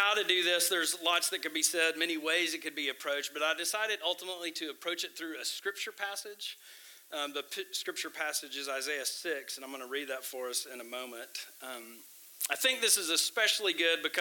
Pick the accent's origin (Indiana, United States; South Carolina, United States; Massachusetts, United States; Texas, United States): Texas, United States; Tyler; also born or lived in Midwest; I'm from Tyler. I grew up here.